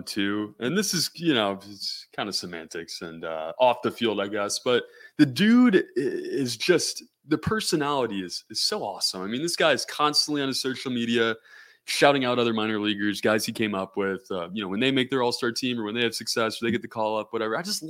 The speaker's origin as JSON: {"language": "English", "town": "Greenville", "region": "South Carolina", "country": "United States", "tie": "born or raised there", "said": "my hometown, Greenville, South Carolina"}